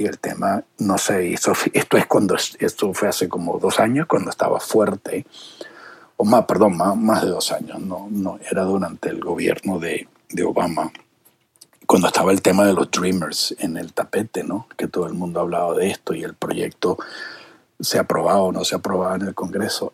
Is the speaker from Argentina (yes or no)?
no; Venezuela; now in United States; yo que vengo de Venezuela